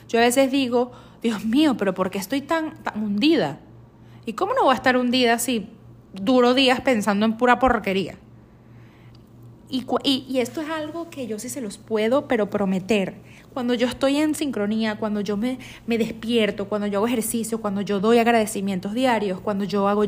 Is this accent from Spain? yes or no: no; Venezuela; now in United States; Yo cuando salí de, de, Estados, eh, de Venezuela a Estados Unidos, yo me fui a Miami, yo llegué a la ciudad de Miami y nunca me imaginé que me iba a mudar tanto